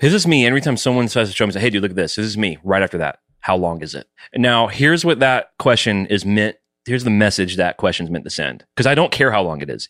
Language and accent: English; the South, United States; I was raised in the South